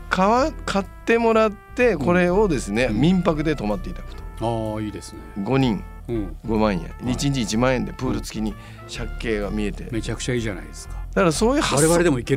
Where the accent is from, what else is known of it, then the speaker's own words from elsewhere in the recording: Nagasaki, Japan; 僕は地元長崎